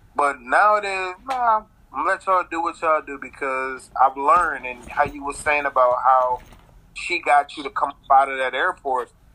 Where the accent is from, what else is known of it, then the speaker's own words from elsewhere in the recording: the South, United States; I grew up in the South, and um, my whole family, you know, they fat, they love to eat, so they did a lot of cooking growing up